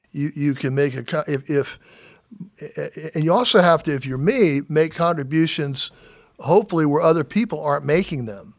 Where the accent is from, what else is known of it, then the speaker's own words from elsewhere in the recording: Daytona Beach, Florida, United States; growing up in Daytona